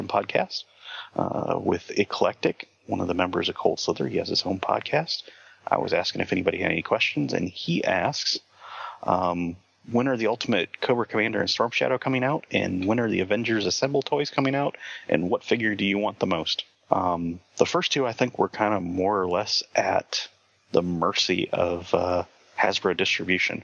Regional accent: Michigan, United States; moved away as an adult; now in Indiana, United States; I grew up in Michigan.

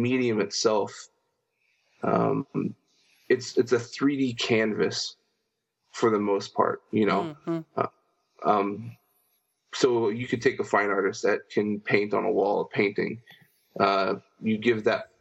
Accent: San Diego, California, United States; been born and raised in San Diego, California my whole life

